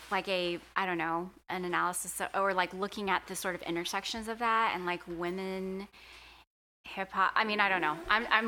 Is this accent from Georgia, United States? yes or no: yes; Atlanta, Georgia, United States; I grew up in the Atlanta suburbs